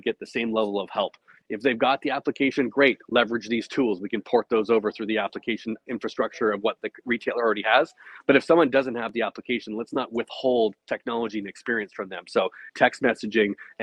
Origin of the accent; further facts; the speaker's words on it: Canada; I'm Canadian